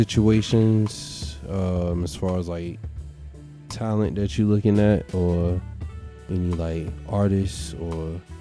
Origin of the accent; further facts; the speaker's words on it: Norfolk, Virginia, United States; Even though I'm from Norfolk, it's definitely representing 757.